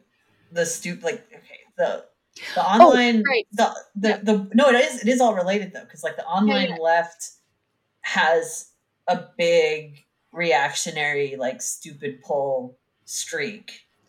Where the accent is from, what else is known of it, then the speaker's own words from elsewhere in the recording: the South, United States; Yeah, I grew up gay in the South.